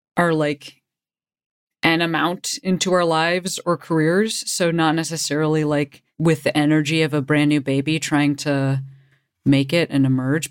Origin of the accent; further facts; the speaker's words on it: Chicago, Illinois, United States; I'm, you know, from Chicago.